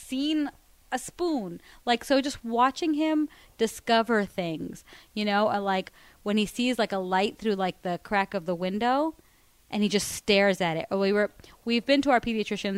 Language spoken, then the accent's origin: English; Miami, Florida, United States; I grew up in Miami